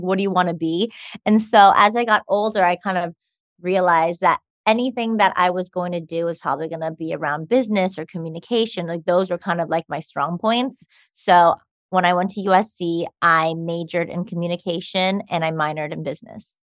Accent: Los Angeles, California, United States; now in New York, United States; I was born in Los Angeles, California, in Cedar Sinai. Like most people, I feel like in L A that we know, I went to Campbell Hall for elementary school, and then I went to Harvard Westlake High School.

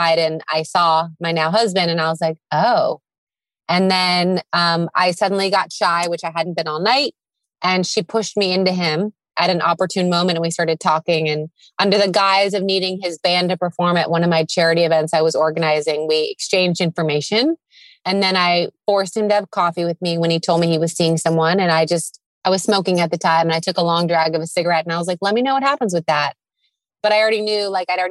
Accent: San Diego, California, United States; I'm from San Diego, California, specifically Mission Hills

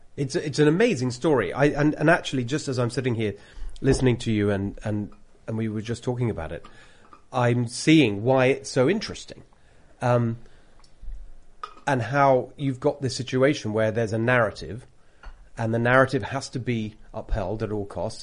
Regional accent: United Kingdom; accent: British; moved away as an adult; now in California, United States; I've got a British accent.

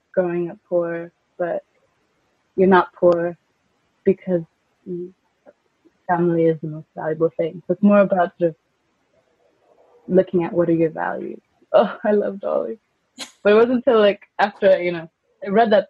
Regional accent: Iceland; moved away; also born or lived in California; I grew up in California when I was a kid, up until the age of 10, but then I went back to Iceland

